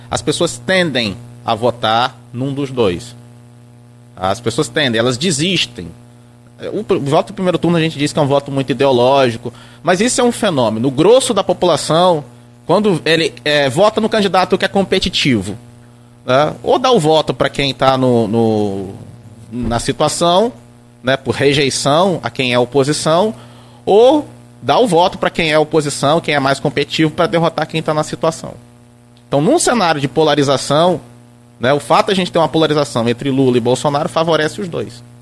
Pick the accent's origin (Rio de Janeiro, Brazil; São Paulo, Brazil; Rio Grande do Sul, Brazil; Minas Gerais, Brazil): Rio de Janeiro, Brazil; Italva